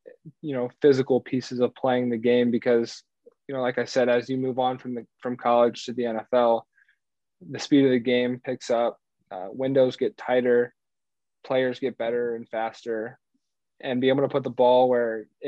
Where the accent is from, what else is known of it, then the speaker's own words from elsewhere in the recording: Cincinnati, Ohio, United States; I grew up in Cincinnati